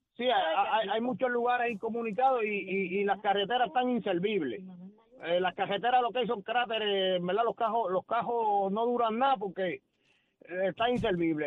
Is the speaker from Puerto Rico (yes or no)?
yes; Las Piedras, Puerto Rico; yo soy de Montones 4, sector Piedra Azul de Las Piedras